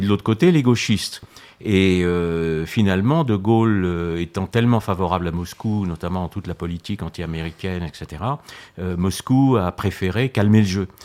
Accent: France; je suis né en France

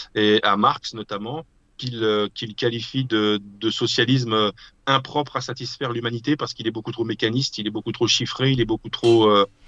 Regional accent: France; je suis français

